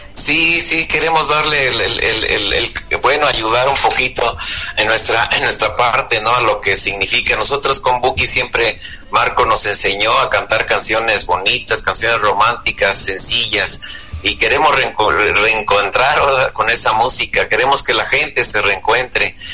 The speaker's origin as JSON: {"language": "Spanish", "town": "Ario de Rosales", "region": "Michoacán", "country": "Mexico", "tie": "born or raised there", "said": "mi pueblo, ahí en Ario Rosales, Michoacán, de donde yo soy oriundo"}